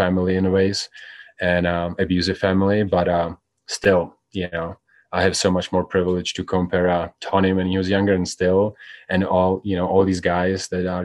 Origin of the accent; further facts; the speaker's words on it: Czechia; now in United States; I'm from Czech Republic.